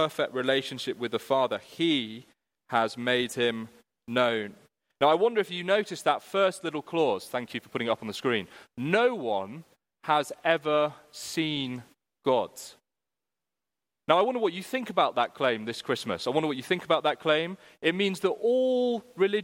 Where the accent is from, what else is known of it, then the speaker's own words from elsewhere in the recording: United Kingdom; we're British